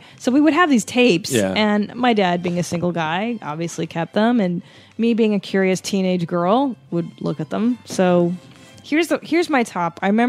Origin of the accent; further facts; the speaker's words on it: Los Angeles, California, United States; I grew up in the San Fernando Valley